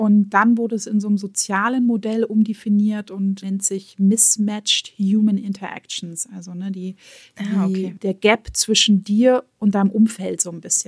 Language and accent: German; Germany; Bei uns in Deutschland